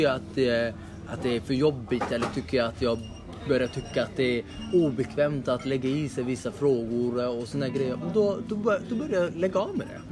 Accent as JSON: {"language": "Swedish", "country": "Somalia", "moved": "yes", "lives_now": "Sweden", "said": "vi somalier"}